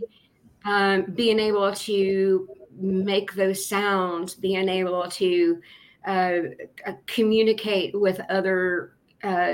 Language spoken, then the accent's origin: English; Appalachia, United States; now in Huntington, United States; As Appalachian artisans